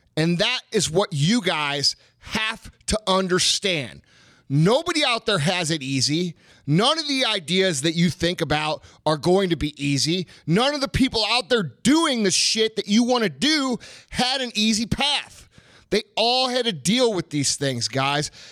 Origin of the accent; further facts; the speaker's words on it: United States; we as Americans